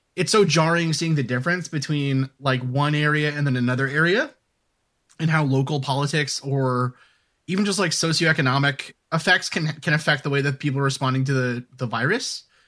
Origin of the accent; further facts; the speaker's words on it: New York City, New York, United States; moved away as an adult; also born or lived in New Hampshire / Little Canada, Minnesota; growing up in New York City